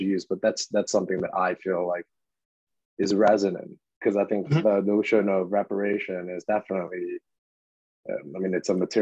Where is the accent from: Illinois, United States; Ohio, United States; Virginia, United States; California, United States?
Illinois, United States; Chicago; I'm actually from Chicago.